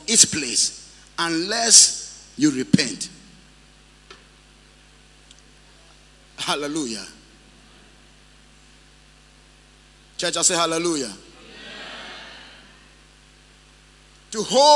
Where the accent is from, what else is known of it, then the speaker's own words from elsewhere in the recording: Tegbi, Volta, Ghana; moved away; I was in my hometown the other day, Tegbi